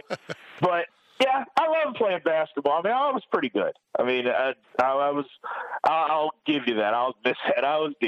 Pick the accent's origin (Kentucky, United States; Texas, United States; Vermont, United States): Kentucky, United States; Louisville; And since, you know, we grew up in Louisville, everybody's a Louisville fan, so we loved it.